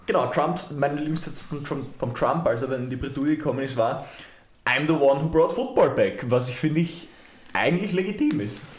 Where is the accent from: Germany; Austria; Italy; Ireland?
Austria; bei uns in Österreich